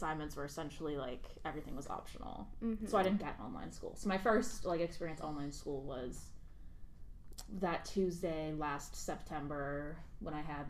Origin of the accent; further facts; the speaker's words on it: Northern Virginia, United States; I'm also from Nova.